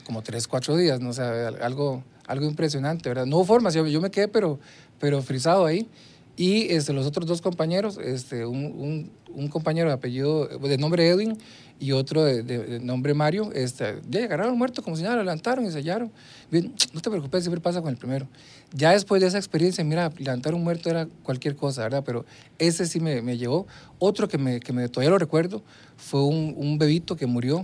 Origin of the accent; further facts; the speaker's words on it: Puntarenas, Costa Rica; moved away; yo nací en Punta Arenas, ahí me, me crié, toda mi infancia la viví en el, en el, barrio El Carmen de Punta Arenas